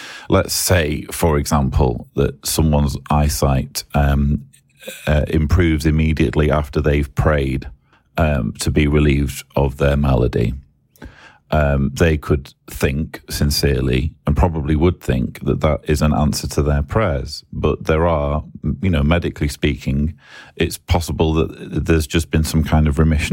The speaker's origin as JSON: {"language": "English", "region": "England", "country": "United Kingdom", "said": "I'm English"}